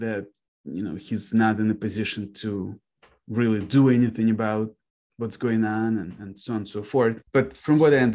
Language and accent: English; Kharkiv, Kharkiv Oblast, Ukraine; now in Detroit, United States; So I was born in Kharkiv, Ukraine myself